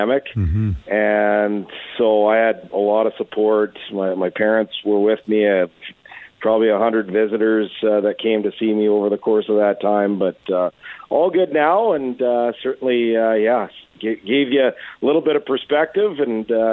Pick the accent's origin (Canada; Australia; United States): Canada; Edmonton, Alberta; moved away as an adult; also born or lived in Trail, British Columbia; now in Ottawa, Canada; I grew up in Edmonton, you know, born in 75.